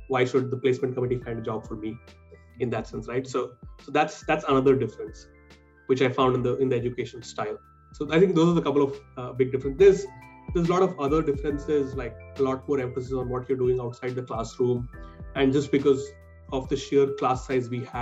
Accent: Hyderabad, Telangana, India; moved away as an adult; also born or lived in Shillong / Mumbai; I was born and brought up in Hyderabad. I grew up there

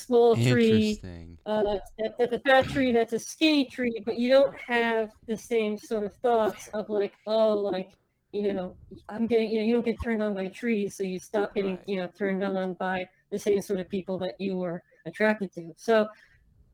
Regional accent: United States; accent: American; I grew up here, so like I'm American. Like my family over living, like they have Lebanese accents, but like I have an American accent

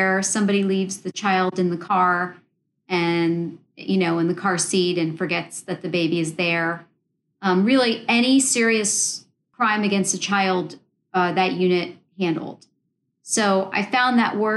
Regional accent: Daytona Beach, Florida, United States; also born or lived in New Jersey; I was raised in the Central Florida area, in the Daytona Beach area

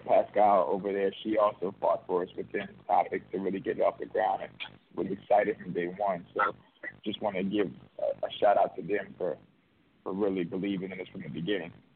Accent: New Orleans, Louisiana, United States; I'm actually from New Orleans, so a lot of the stories are just stories that you know I've grown up

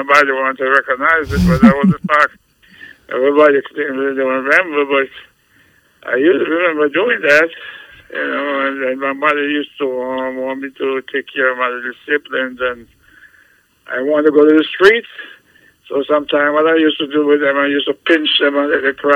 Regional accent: Jamaica; moved away; I'm from Jamaica, West Indies. And I grew up in a house with like nine brothers and sisters.

